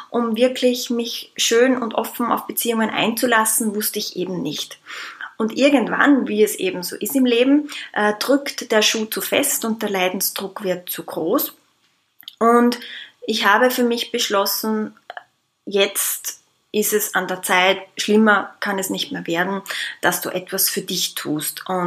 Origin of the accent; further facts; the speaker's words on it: Austria; ich komme aus Österreich, lebe momentan im schönen Wien